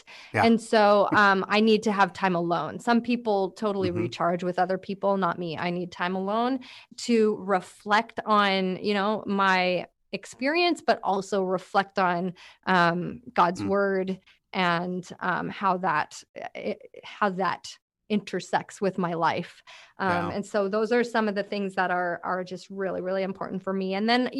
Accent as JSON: {"language": "English", "town": "Langley", "region": "British Columbia", "country": "Canada", "said": "I'm from Langley, by the way. I live in Langley."}